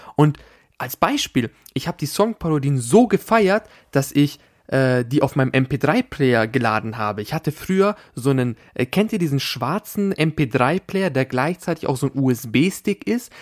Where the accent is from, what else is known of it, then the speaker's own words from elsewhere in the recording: Austria; da, wo ich herkomme, da, wo ich äh, geboren bin, in diesem Bundesland in Österreich